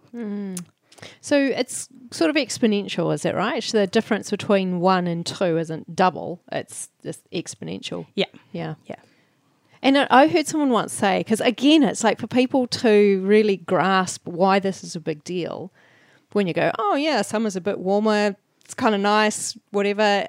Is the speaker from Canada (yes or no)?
no; New Zealand; as a New Zealander